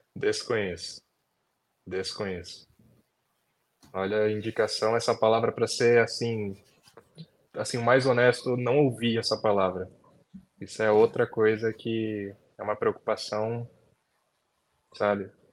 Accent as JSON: {"language": "Portuguese", "region": "São Paulo", "country": "Brazil", "tie": "born or raised there", "said": "eu nasci fui criado aqui em São Paulo. Zona Norte."}